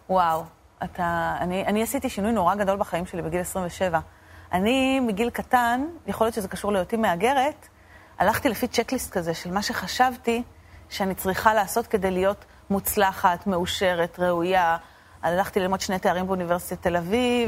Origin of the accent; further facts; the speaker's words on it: Argentina; now in Israel; אני נולדתי בארגנטינה, הוריי נולדו בארגנטינה